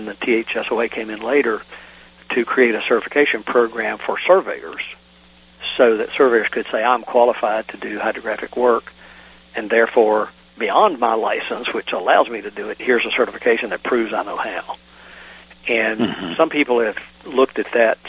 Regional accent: Virginia, United States; in my home state of Virginia

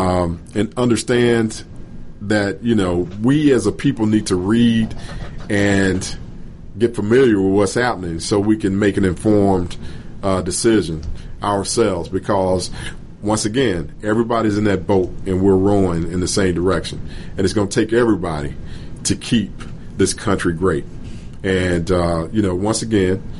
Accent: United States; we as the American people

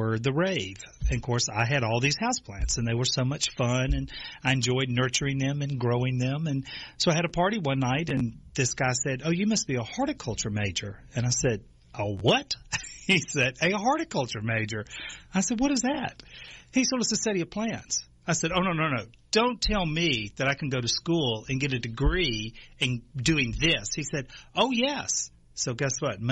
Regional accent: Natchez, Mississippi, United States; moved away; I'm from Natchez, Mississippi, a beautiful city.

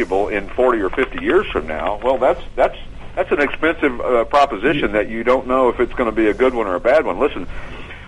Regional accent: Knoxville, Tennessee, United States; I'm from Knoxville, Tennessee

